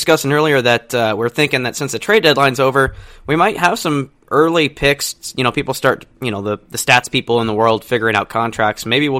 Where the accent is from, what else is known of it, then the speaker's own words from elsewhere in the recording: Pacific Northwest, United States; You know, we're from the North Pacific Northwest, so we'd love to see hockey pick up in the area.